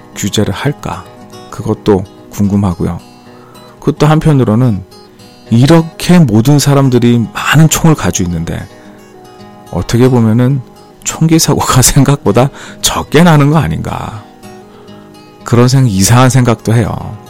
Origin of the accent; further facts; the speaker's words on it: South Korea; now in United States; 우리 총이 없는 한국 사람으로서는